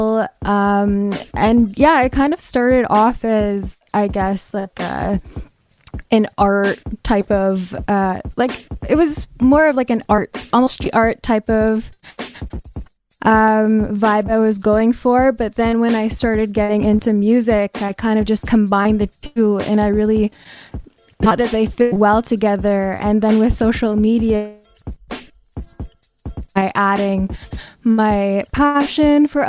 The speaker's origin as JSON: {"language": "English", "town": "Kahnawake", "region": "Quebec", "country": "Canada", "said": "I am from the Mohawk Nation of Gunawage"}